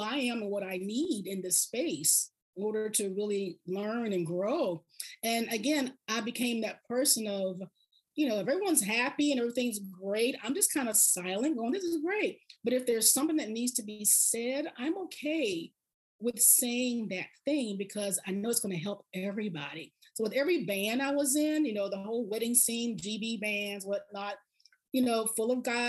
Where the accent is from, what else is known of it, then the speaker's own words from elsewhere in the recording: the South, United States; I had to just remember I'm from the South. So I process this kind of slowly.